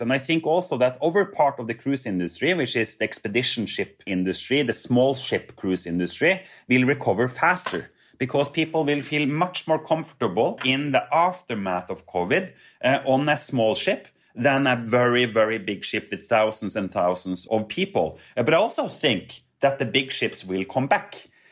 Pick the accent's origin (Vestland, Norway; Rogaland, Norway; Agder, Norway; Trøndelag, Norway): Trøndelag, Norway; Trondheim; I grew up with Hurtigruten uh, in my hometown of Trondheim